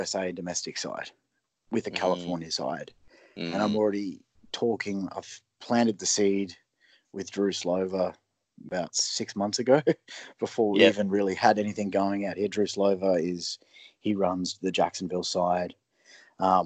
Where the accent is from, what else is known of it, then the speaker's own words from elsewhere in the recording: Brisbane, Queensland, Australia; now in United States; I'm from Brisbane